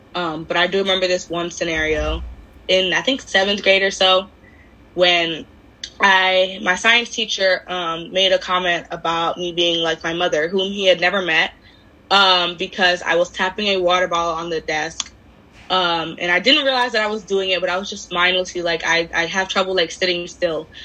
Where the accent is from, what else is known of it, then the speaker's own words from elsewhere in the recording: Miami, Florida, United States; I'm from Miami, a lot of my a lot of our population anyway was either black or Hispanic